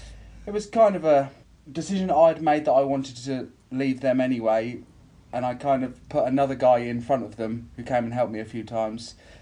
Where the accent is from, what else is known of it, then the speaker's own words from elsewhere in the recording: Silverstone, East Midlands, United Kingdom; moved away as an adult; also born or lived in Warwickshire; now in Norfolk, United Kingdom; I moved from home to the college to stay for 2 years to do a motorsport engineering course. I grew up in Silverstone